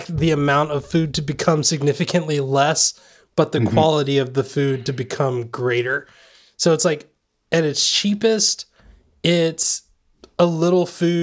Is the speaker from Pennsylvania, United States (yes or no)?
no; Southern California, United States